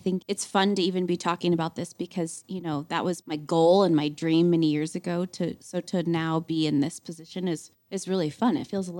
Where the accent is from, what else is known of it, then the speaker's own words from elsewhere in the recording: Lewistown, Montana, United States; also born or lived in Denver, Colorado; So I grew up in Lewistown, Montana.